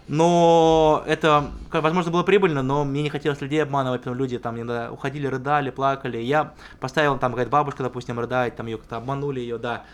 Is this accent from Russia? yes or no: yes; Ryazan, Ryazan Oblast, Russia; это было в Рязани, там, откуда я родом